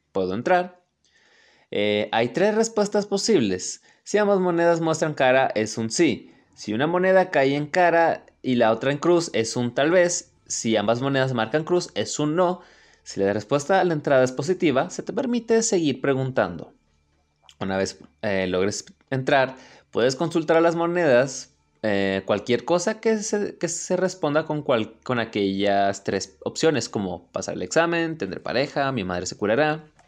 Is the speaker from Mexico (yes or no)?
yes; Mexico; México, obviamente, mi país natal